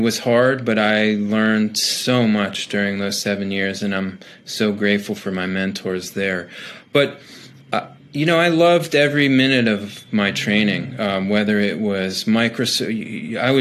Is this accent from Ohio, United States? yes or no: yes; not too far from Cleveland, Ohio, United States; I was born and raised in Ohio, not too far from Cleveland